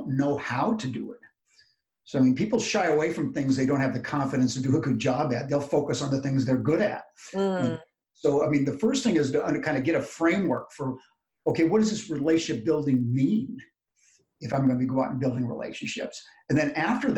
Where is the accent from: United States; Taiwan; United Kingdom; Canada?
United States; I'm born an American, and maybe I was born American, but I wasn't an American